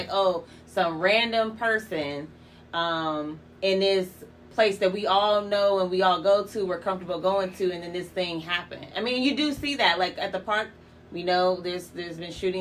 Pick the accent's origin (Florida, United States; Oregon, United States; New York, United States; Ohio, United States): Ohio, United States; Youngstown; I grew up in the hood. I'm from Youngstown